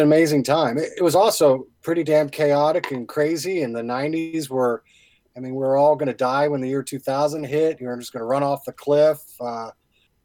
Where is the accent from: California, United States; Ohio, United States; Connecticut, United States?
Ohio, United States; Madison Township; moved away as an adult; also born or lived in Oxford, Ohio; now in Cincinnati, United States; I grew up in Madison Township, went to school in Oxford.